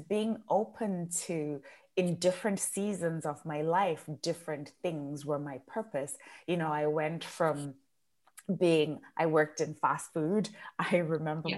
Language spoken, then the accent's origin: English; Zimbabwe; first language Shona; English is a second language; moved away as an adult; also born or lived in United Kingdom; So I was born and raised in Zimbabwe